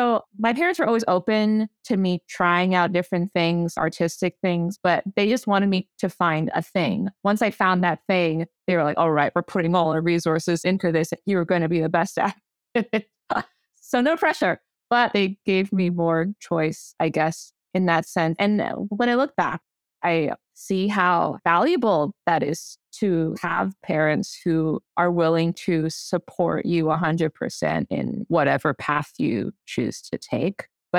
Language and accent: English; East York, Ontario, Canada; I grew up in East York, which is a big immigrant community there. I went to school there. So all my classmates were immigrant kids as well.